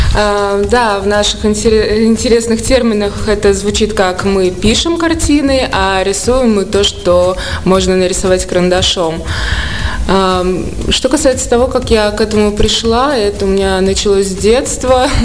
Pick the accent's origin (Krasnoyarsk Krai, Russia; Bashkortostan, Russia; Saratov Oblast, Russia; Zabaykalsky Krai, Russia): Saratov Oblast, Russia; Saratov; also born or lived in Saint Petersburg, Russia; now in Moscow, Russia; Я родилась в Саратове